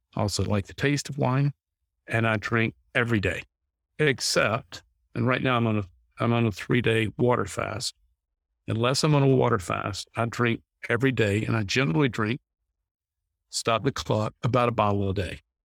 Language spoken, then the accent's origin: English; North Carolina, United States; I grew up in North Carolina